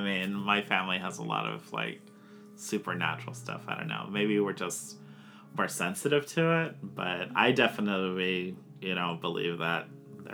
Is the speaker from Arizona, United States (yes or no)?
no; Hawaii, United States; moved away; So, my family is Hawaiian, so I'm from Hawaii, originally.